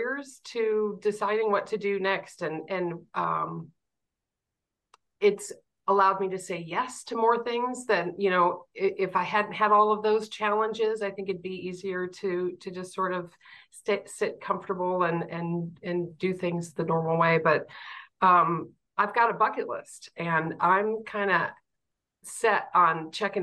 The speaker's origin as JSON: {"language": "English", "town": "Fort Wayne", "region": "Indiana", "country": "United States", "tie": "born or raised there", "said": "I grew up in Fort Wayne and had a wonderful family."}